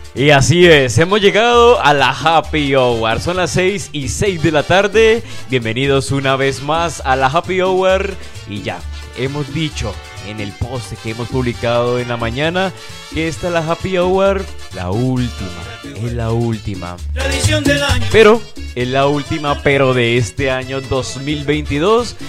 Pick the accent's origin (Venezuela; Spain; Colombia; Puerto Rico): Colombia; Cali, Valle del Cauca; aquí estamos de locales